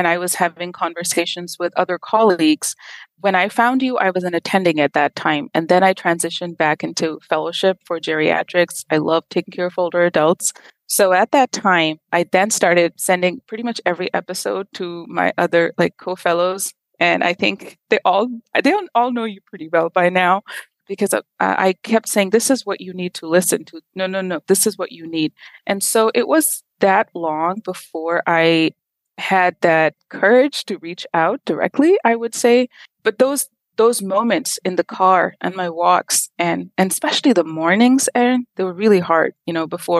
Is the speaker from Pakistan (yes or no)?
yes; Pakistan; moved away as an adult; now in United States; I'm originally from Pakistan. I went to medical school at the Aga Khan University